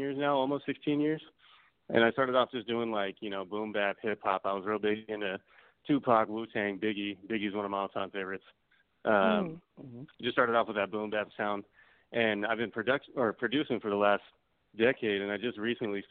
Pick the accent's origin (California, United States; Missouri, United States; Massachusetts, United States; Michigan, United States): California, United States; Oroville; moved away as an adult; now in Helena, Montana, United States; I grew up in Orville, California